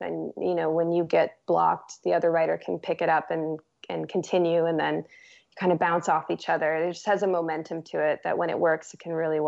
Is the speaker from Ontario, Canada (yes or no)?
yes; Toronto, Ontario, Canada; I'm originally from Toronto, actually. So, yeah. Mm-hmm. But I moved out here. Became a West Coast girl.